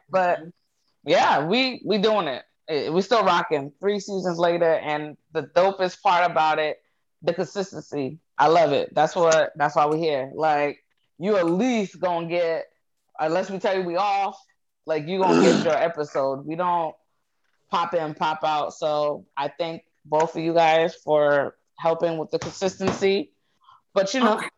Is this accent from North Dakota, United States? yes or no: yes; North Dakota, United States; I'm from North Dakota.